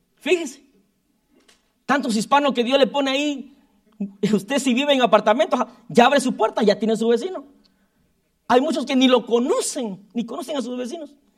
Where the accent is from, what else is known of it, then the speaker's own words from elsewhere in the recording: Guatemala; moved away; como todo chapín